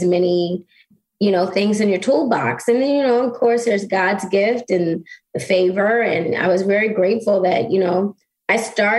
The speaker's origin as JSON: {"language": "English", "town": "Baltimore", "region": "Maryland", "country": "United States", "tie": "born or raised there", "lives_now": "California, United States", "said": "Okay, I'm from Baltimore, born and raised."}